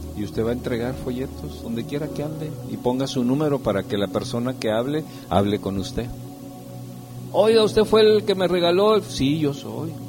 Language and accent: Spanish; San Luis Potosí, Mexico; Yo soy de San Luis Potosí